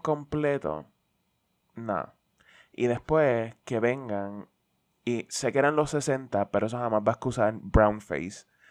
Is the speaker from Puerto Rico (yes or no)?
yes; Puerto Rico; como puertorriqueño independentista y redento